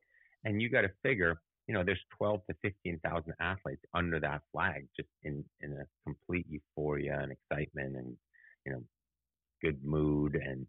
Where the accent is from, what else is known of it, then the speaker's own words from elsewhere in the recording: Munich, Bavaria, Germany; moved away; But I also grew up in Munich, where the Olympics had their first terrorist attack.